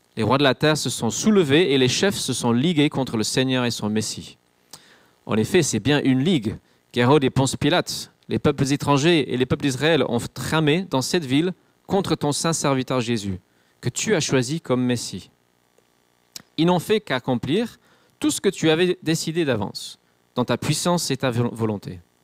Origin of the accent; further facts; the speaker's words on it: England, United Kingdom; moved away; je suis anglais, c'est pas ma culture